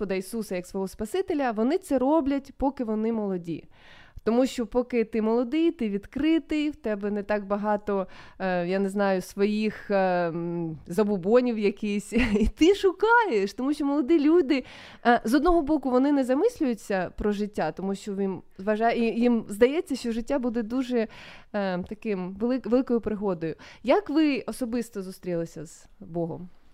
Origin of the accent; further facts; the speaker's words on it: Sloviansk, Donetsk Oblast, Ukraine; я зі Слов'янська